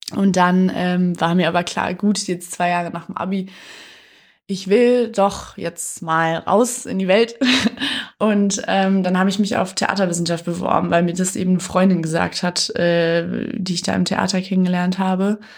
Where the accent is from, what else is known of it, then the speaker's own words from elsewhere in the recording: Detmold, North Rhine-Westphalia, Germany; also born or lived in Cologne; ich bin in Detmold aufgewachsen, ist eine schöne Kleinstadt